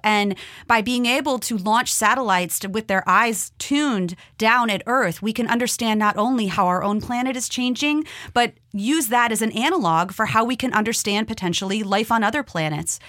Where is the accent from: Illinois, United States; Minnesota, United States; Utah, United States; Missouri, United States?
Minnesota, United States; moved away; I grew up in Minnesota